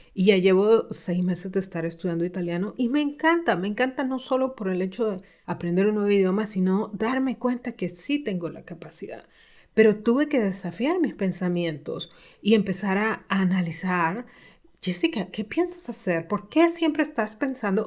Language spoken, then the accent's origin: Spanish; Honduras; en mi país, en Honduras, donde vivo